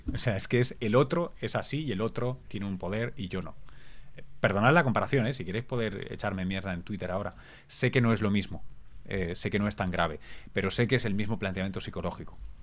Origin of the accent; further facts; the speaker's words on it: Barcelona, Catalonia, Spain; Yo soy de Barcelona, soy catalán